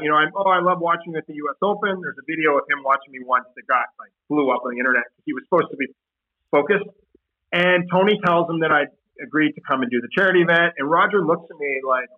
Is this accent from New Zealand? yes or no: no; Canada; I'm this kid from Canada